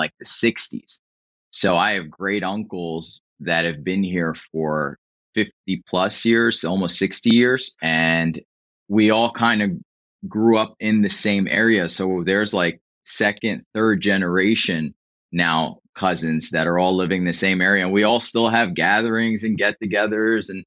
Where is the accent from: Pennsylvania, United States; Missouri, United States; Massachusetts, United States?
Pennsylvania, United States; Philadelphia; moved away as an adult; now in Florida, United States; born and raised in Philly, man, born and raised in South Philadelphia